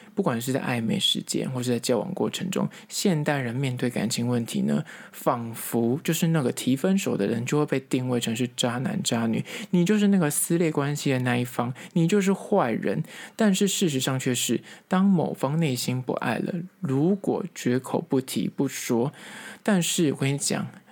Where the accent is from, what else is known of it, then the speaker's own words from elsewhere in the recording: Taipei, Taiwan; 因为我本身是台北人，我觉得这个蚵仔煎吃起来非常的亲切